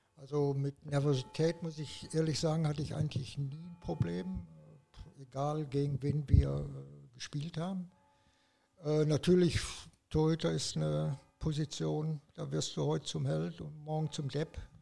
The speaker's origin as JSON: {"language": "German", "town": "Radevormwald", "region": "North Rhine-Westphalia", "country": "Germany", "tie": "born or raised there", "also_born_or_lived": "Wuppertal", "moved": "yes", "lives_now": "Saarbrücken, Germany", "said": "Ich bin in Radevormwald aufgewachsen, ungefähr 50 Kilometer vom Wuppertal entfernt"}